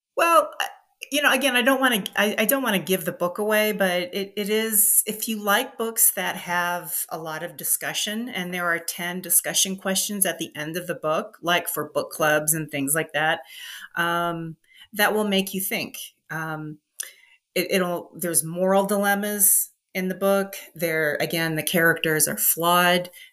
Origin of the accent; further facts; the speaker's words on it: Midwest, United States; also born or lived in Los Angeles; now in Denver, United States; I grew up in the Midwest